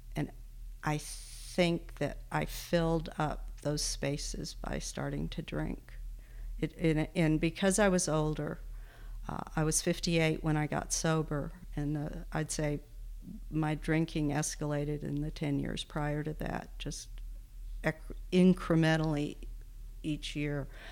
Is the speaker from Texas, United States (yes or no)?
yes; Texas, United States; also born or lived in Wisconsin; now in Bozeman, United States; I grew up in Texas, mostly, uh, Wisconsin and Texas, but mostly Texas. So that's where I say I'm from, and that's where my accent comes